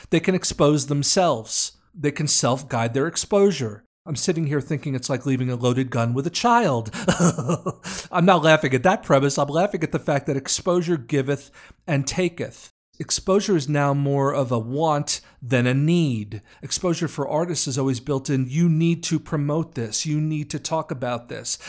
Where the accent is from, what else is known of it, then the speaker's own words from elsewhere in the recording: New York, United States; I'm from New York